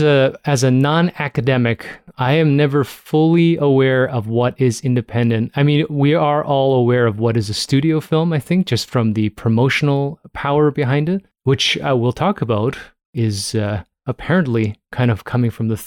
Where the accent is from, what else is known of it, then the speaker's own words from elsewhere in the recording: Canada; we're Canadian